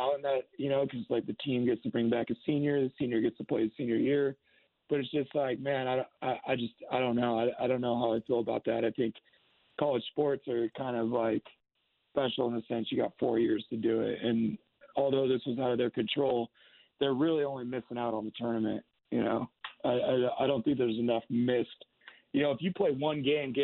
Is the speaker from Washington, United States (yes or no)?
yes; Seattle, Washington, United States; I'm from Seattle and Washington